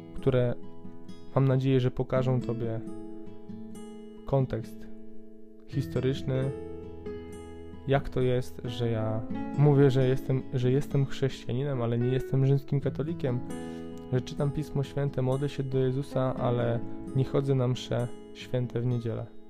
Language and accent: Polish; Poland; u nas Polaków